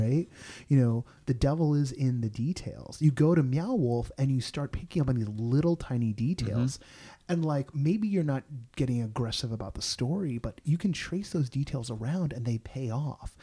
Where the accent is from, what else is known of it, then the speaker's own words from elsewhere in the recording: Bay Area, California, United States; now in Los Angeles, United States; I grew up in the Bay Area